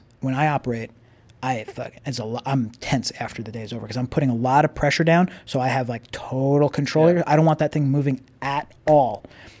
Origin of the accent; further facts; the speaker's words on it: Long Island, New York, United States; I'm from Long Island.